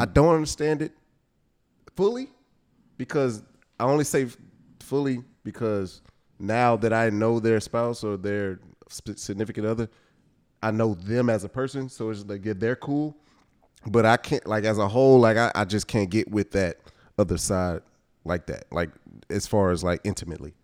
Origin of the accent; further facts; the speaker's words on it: Houston, Texas, United States; Growing up in Houston, listen to, like, all our screw culture